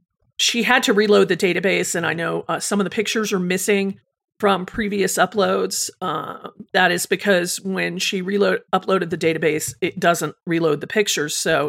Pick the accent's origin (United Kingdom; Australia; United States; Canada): United Kingdom; England; I'm 16 years old and I'm from England.